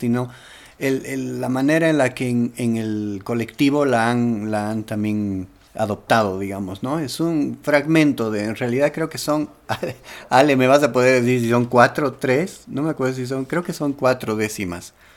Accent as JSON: {"language": "Spanish", "country": "Bolivia", "said": "como boliviano"}